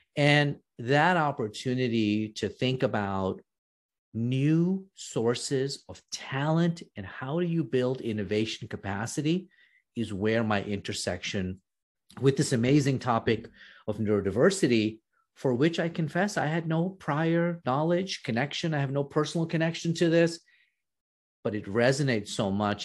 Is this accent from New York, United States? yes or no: yes; New York, United States; also born or lived in East Africa / India; I grew up in New York